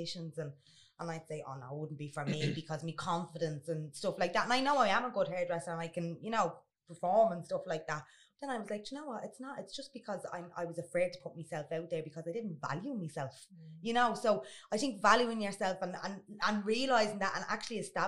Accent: Dublin, Leinster, Ireland; I'm from Finglas, and when I was in secondary school

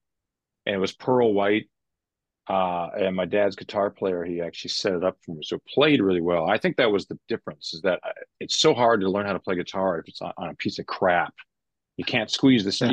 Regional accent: Vancouver, British Columbia, Canada; I grew up in Vancouver

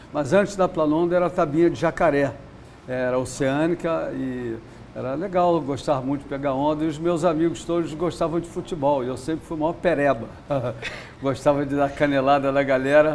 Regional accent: Rio de Janeiro, Brazil; eu nasci no Leblon, na quadra da praia ali

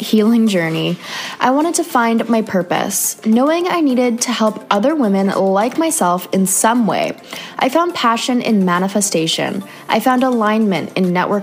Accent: Canada; moved away; another Canadian girl

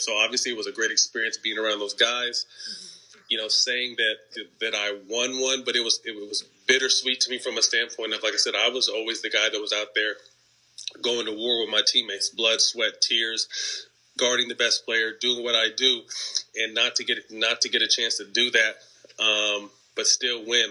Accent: Sacramento, California, United States; I was from Sacramento

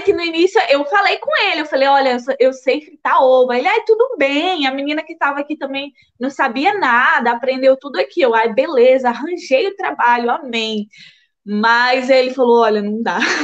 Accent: São Mateus, Espírito Santo, Brazil; moved away as an adult; also born or lived in Bahia, Brazil / Aveiro, Portugal; now in Porto, Portugal; eu fui para São Mateus, Espírito Santo, quando eu tinha seis anos e passei a minha vida toda lá

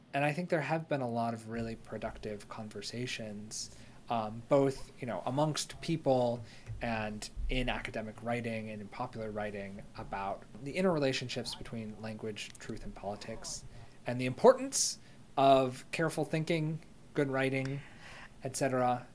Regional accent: United States; as an American

